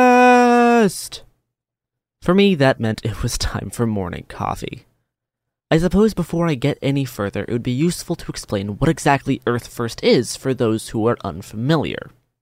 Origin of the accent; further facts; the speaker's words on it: Portland, Oregon, United States; As the record high heat wave of 117 degrees hit my hometown of Portland, Oregon in late June 2021